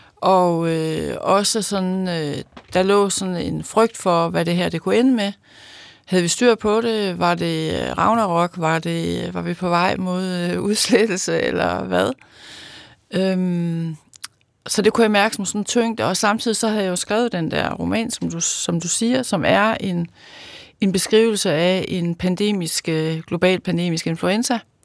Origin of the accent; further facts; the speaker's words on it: Løkken, North Denmark Region, Denmark; født, født og opvokset i Lykken